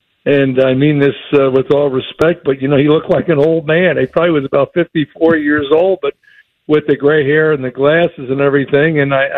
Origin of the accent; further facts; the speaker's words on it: New Jersey, United States; when I was growing up in New Jersey.